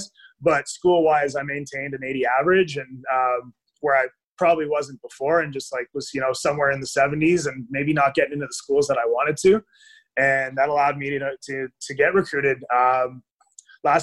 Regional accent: Ottawa, Ontario, Canada; Definitely born and raised in Ottawa

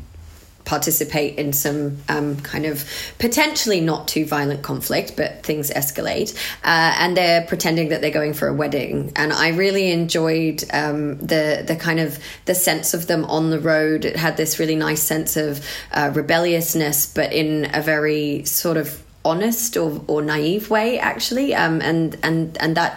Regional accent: Australia; I grew up in Australia

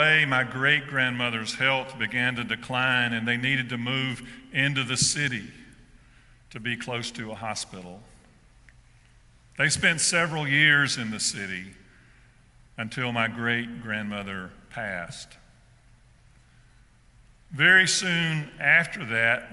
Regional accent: South Georgia, United States; I grew up in South Georgia

